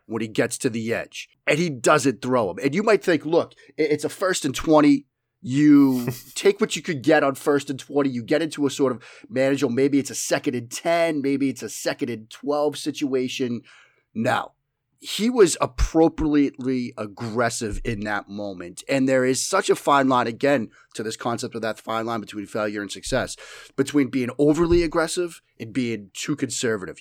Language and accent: English; Boston, Massachusetts, United States; accent: flagrant Boston; my flagrant Boston accent